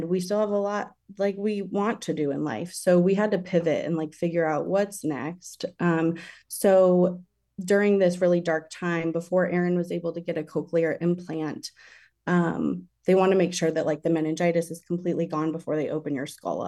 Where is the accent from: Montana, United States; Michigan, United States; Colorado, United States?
Colorado, United States; Denver; also born or lived in San Francisco Bay Area, California; now in Florida, United States; I was born and raised in Denver, Colorado, and then lived in the San Francisco Bay Area for a while.